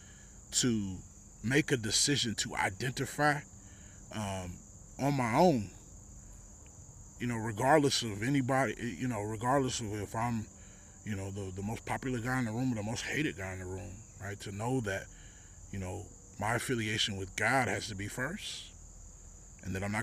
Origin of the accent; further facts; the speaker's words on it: Texas, United States; moved away; That's where I grew up